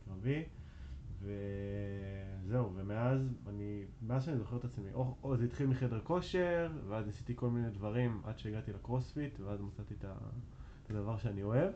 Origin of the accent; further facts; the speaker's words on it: Arad, Southern District, Israel; moved away as an adult; also born or lived in Tel Aviv / Jerusalem; now in Rosh HaAyin, Israel; אני גר בראש העין, ובמקור אני בכלל מערד